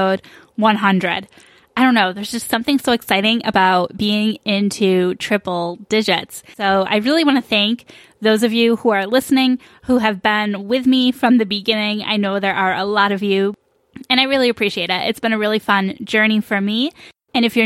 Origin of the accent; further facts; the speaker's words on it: New York, United States; now in Phoenix, United States; I'm also from New York